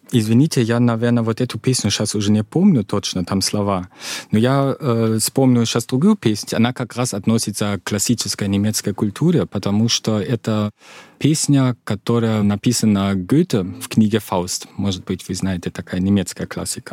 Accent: Mecklenburg-Vorpommern, Germany; Russian is a second language; moved away as an adult; now in Russia; в этом регионе, откуда я, Мекленбург, предпомерания

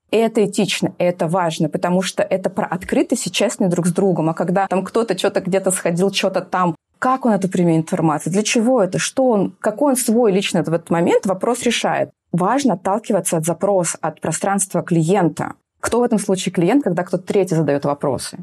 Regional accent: Urals, Russia; moved away as an adult; also born or lived in Moscow; я с Урала

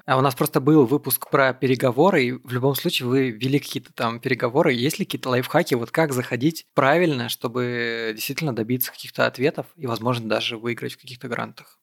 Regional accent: Salekhard, Yamalo-Nenets Autonomous Okrug, Russia; я человек, который вырос на севере, в Салихарде

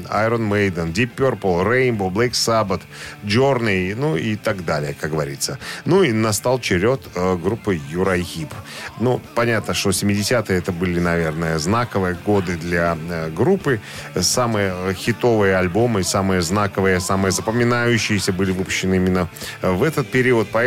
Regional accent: Belarus; Мы, белорусы, просто выросли на немецких доку... на, на, на, на немецкой документальщине.

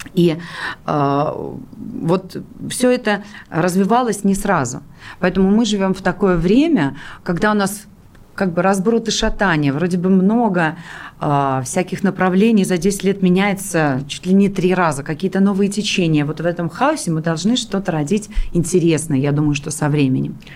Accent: Pskov, Pskov Oblast, Russia; moved away; Псков – это мой родной город, где я родилась

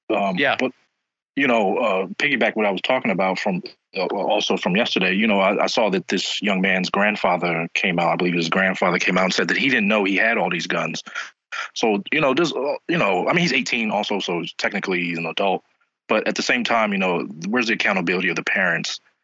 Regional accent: New York City, New York, United States; now in Philadelphia, United States; I'm originally from New York. I'm originally from Queens

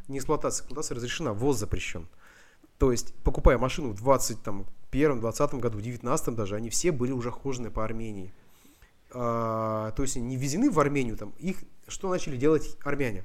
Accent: Russian Far East, Russia; moved away; also born or lived in Vladivostok; как человек, который из Дальнего Востока

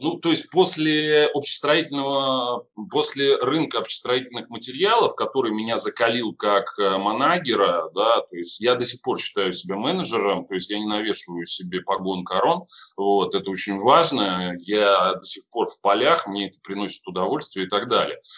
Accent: Saint Petersburg, Russia; Я сам из Питера, я сам даже из города Ленинграда

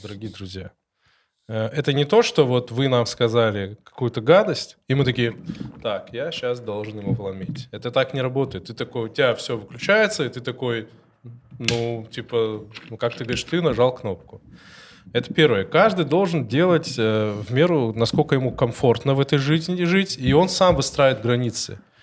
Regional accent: North Caucasus, Russia; Russian is a second language; now in Moscow, Russia; я с Кавказа, вы с Кавказа, сколько лет живу

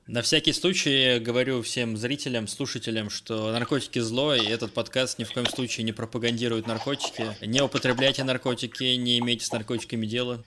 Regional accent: Russia; я из России

